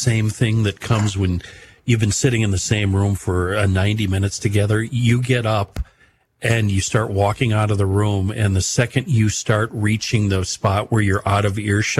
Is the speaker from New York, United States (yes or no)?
no; western Minnesota, United States; That oxcart trail went right through my hometown.